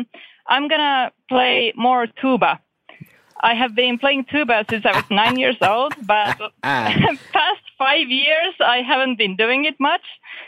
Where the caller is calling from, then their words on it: Finland; I'm calling from Finland.